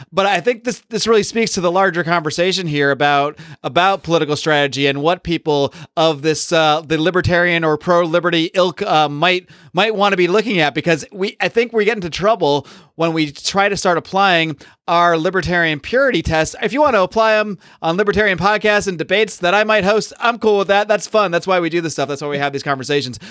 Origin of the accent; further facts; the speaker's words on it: Northeast, United States; moved away; I grew up in the Northeast